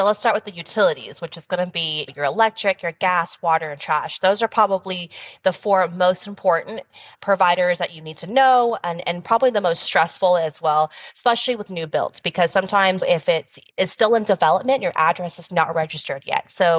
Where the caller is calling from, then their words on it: Dallas, Texas, United States; I am dialing in from Texas. So we're in Dallas where our headquarters is at.